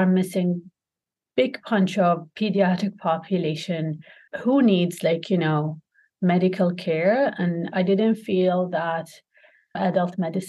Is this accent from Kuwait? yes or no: yes; Kuwait; also born or lived in Toronto, Canada; I'm from Kuwait.